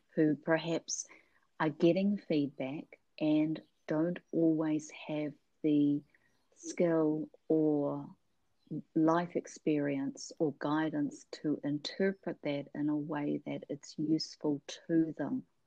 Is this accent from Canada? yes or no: no; New Zealand; now in Seattle, United States; I'm a Kiwi living in Seattle